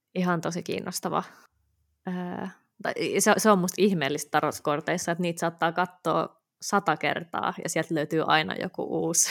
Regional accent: Helsinki, Uusimaa, Finland; born or raised there

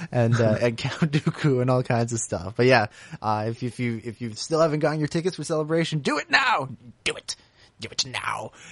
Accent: United Kingdom; I'm British and not American.

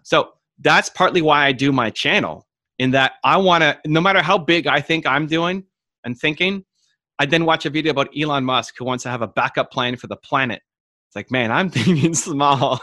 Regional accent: Toronto, Ontario, Canada; I was born in Toronto, but my mom was born in, in Italy, and my father's mother was born in England

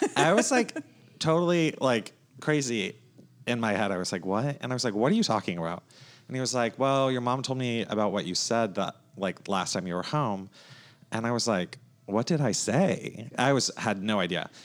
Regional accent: North Myrtle Beach, South Carolina, United States; I grew up in North Myrtle Beach, South Carolina, so not too far north from here

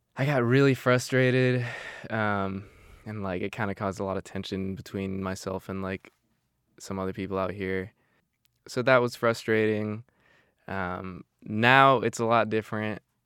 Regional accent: Arizona, United States; now in Marysville, United States; I'm from Arizona, it's just not a whole, whole lot going on

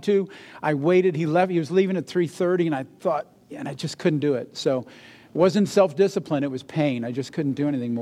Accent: New England, United States; moved away; I'm originally from New England

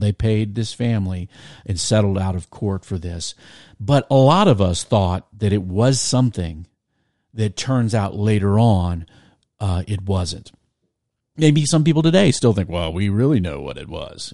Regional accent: Virginia Beach, Virginia, United States; I grew up in Virginia Beach

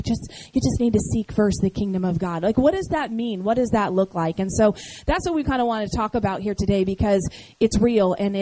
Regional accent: Seattle, Washington, United States; moved away as an adult; also born or lived in San Diego, California / Baton Rouge, Louisiana; We were both born and raised in Seattle, Washington, and we met at the University of Washington our freshman year

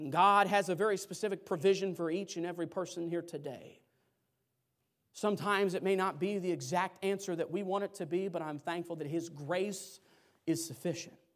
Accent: Pacific Northwest, United States; Lord, with growing up in the Northwest, we get a lot of rain here.

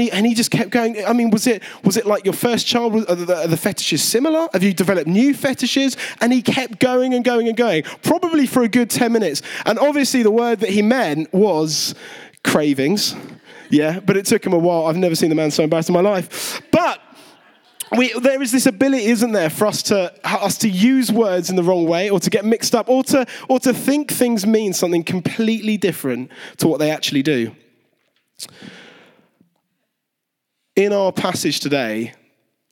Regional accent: Kent, South East England, United Kingdom; I was a kid growing up in Kent

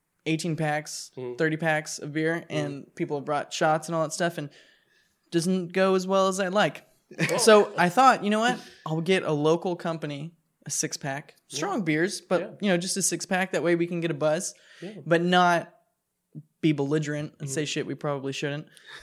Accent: San Diego, California, United States; I'm from San Diego.

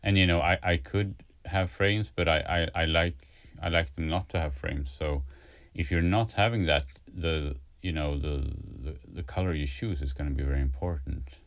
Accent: a town close to Stockholm, Stockholm County, Sweden; also born or lived in Gothenburg, Sweden; now in Stockholm, Sweden; I was born like on the west coast uh, in Gothenburg, and then moved to like I, I grew up in a in a town like in a city pretty close to to Stockholm

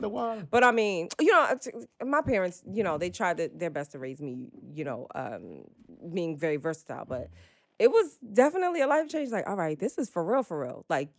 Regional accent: Jamaica; now in Brooklyn, United States; I'm from Jamaica. I live in Brooklyn

